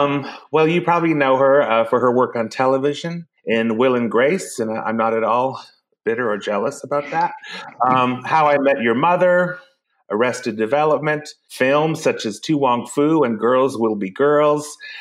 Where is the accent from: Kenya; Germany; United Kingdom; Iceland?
Iceland; Mine's not heated either, but I'm from Iceland, so it was very bracing.